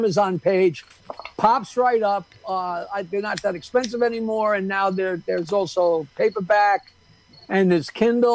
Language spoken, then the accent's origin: English; Bayville, New York, United States; I'm from Bayville, and we were one of the first places that got cable